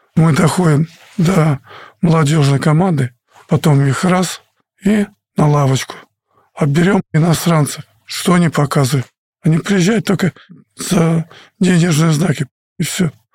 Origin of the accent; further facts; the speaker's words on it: Russia; Мы играли за страну, где ты родился, где мне дали путевку жить